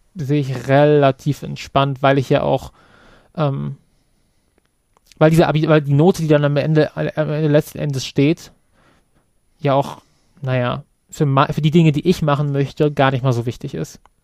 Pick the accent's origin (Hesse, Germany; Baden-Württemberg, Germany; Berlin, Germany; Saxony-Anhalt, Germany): Hesse, Germany; Kassel; Kassel zum Beispiel als meine Heimatstadt